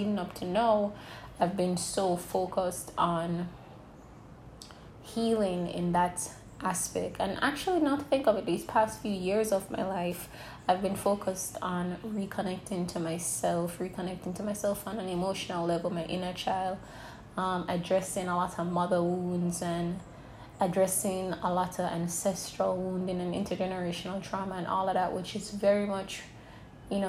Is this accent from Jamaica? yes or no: yes; Jamaica; moved away; I moved recently back to my home country, Jamaica.